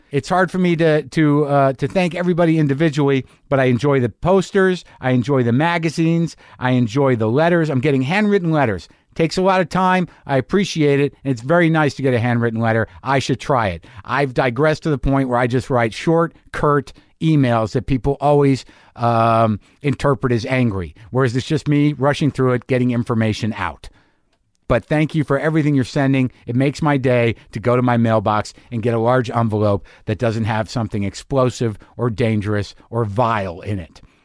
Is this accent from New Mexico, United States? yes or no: yes; Albuquerque, New Mexico, United States; my hometown